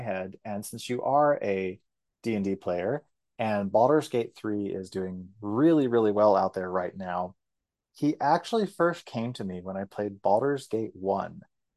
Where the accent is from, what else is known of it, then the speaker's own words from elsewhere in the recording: Guthrie, Oklahoma, United States; I'm gay and from Guthrie, Oklahoma